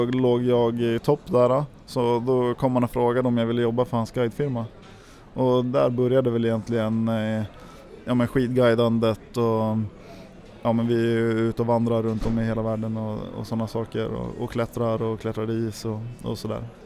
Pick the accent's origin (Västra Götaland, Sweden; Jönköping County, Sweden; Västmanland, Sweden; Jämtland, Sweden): Jämtland, Sweden; Järpen; uppe i, i Järpen där jag växte upp